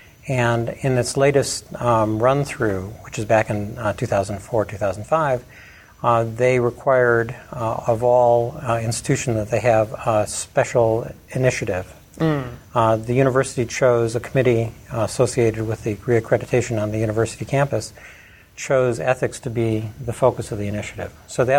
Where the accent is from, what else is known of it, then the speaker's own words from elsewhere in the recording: Chicago, Illinois, United States; accent: Chicago accent; moved away as an adult; now in Lubbock, United States; I'm from Chicago originally, my family and my wife's family are still up there. Largely. I have never sort of relinquished those ties, but I've been in Lubbock for 30 years plus, over 30 years, coming right out of graduate school.